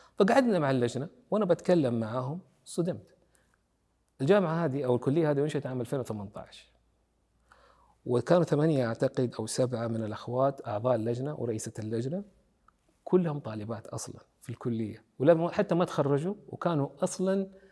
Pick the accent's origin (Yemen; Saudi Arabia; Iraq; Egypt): Saudi Arabia; عندنا في السعوديه